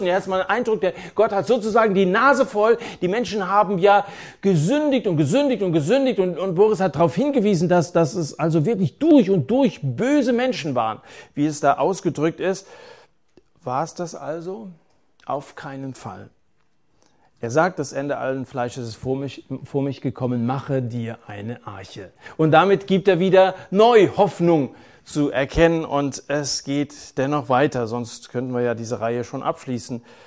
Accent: Germany

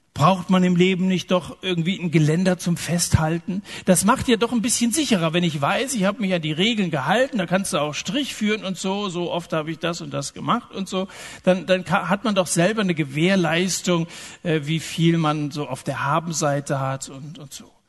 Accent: Germany; so sind wir Deutschen

